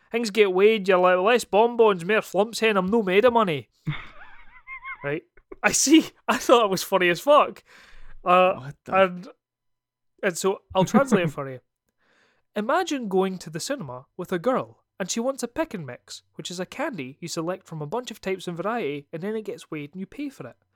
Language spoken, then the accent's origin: English; Scotland, United Kingdom; accent: Scottish; like I always notice that like sometimes people will not ask me if I'm Scottish, but then as soon as I've done a podcast or as soon as I've talked to my brother